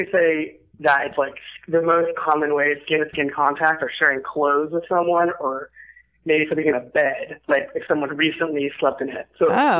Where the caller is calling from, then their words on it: Santa Monica, California, United States; I am calling from work in Santa Monica.